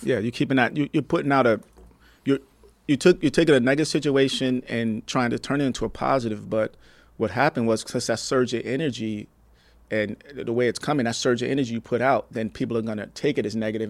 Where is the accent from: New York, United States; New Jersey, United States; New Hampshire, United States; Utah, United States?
New Jersey, United States; now in Palm Springs, United States; I'm originally from New Jersey